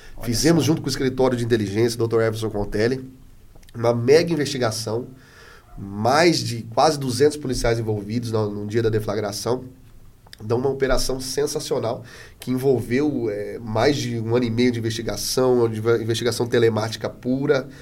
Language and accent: Portuguese; Adamantina, São Paulo, Brazil; also born or lived in Presidente Prudente / Carapicuíba; Eu sou né, do, do interior de São Paulo, sou de Adamantina